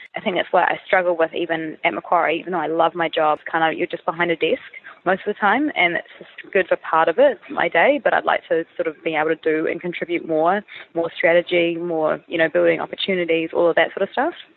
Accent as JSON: {"language": "English", "country": "New Zealand", "moved": "as an adult", "lives_now": "Sydney, Australia", "said": "I'm from New Zealand, um, and I've moved to Sydney about three and a quarter years ago"}